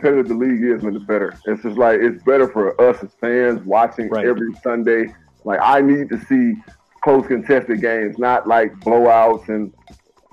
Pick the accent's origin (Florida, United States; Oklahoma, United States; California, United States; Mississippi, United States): Mississippi, United States; I'm from Mississippi